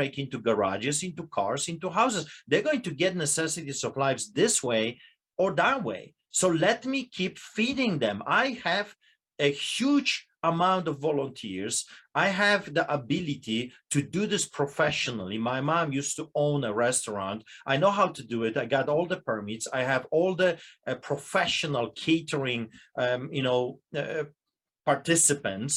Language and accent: English; Poland; now in Canada; I'm a Polish immigrant. I grew up under propaganda